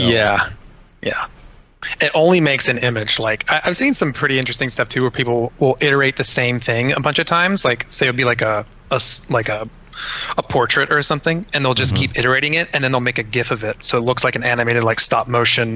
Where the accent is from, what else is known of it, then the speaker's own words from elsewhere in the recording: Cincinnati, Ohio, United States; I'm from Cincinnati, Ohio. Um, I grew up on the west side of Cincinnati